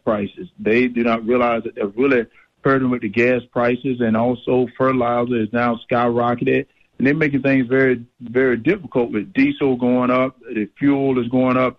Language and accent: English; Middle Georgia, United States; I grew up in in Middle Georgia. I grew up on a farm